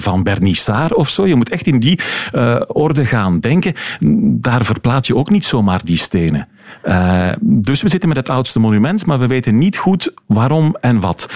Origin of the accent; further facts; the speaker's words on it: Flemish Brabant, Flanders, Belgium; bij ons in Vlaams-Brabant